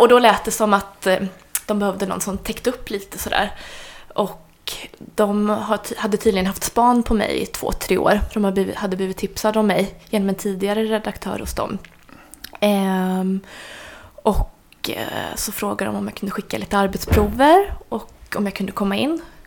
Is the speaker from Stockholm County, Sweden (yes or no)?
no; Värmland, Sweden; moved away; jag kommer ju från Värmland ursprungligen